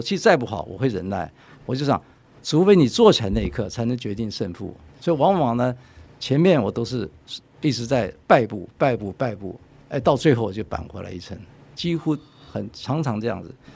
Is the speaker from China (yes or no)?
no; Chiayi, Chiayi City, Taiwan; 我从小也眷村长大的。我是出生在嘉义，空军建国二村